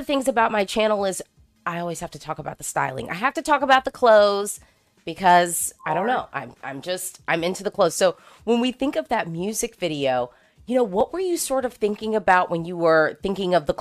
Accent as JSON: {"language": "English", "country": "United States", "said": "as an American who's into Eurovision"}